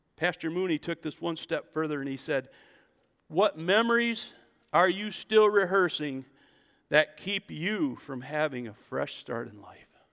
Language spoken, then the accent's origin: English; United States; I'm an American